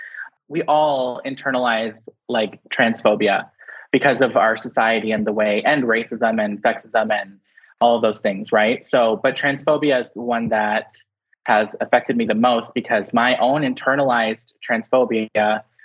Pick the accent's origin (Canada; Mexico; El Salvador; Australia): Canada; London, Ontario; I was born in London, Ontario. I had to think about it for a second. And we moved around like a lot. Like I've lived in so many different places, but all within Ontario